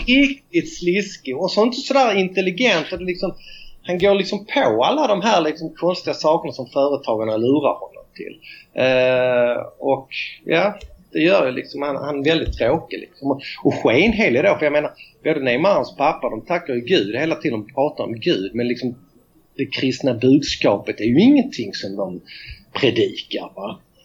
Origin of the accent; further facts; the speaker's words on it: Malmö, Skåne, Sweden; moved away as an adult; now in Rio de Janeiro, Brazil; jag kom från Malmö, bor nu i Rio de Janeiro, Brasilien.